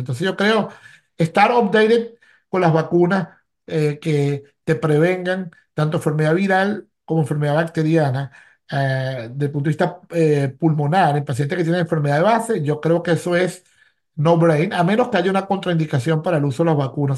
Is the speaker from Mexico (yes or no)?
no; Venezuela; now in Philadelphia, United States; como médico venezolano